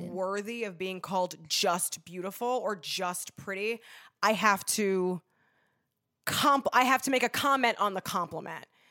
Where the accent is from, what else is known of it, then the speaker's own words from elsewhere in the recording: Los Angeles, California, United States; also born or lived in upstate New York; I grew up in Los Angeles, California. I'm from here